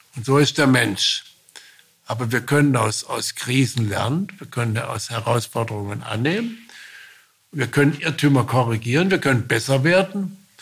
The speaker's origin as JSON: {"language": "German", "region": "Baden-Württemberg", "country": "Germany", "said": "Ich bin Badener, Ich bin auch Baden-Württemberger"}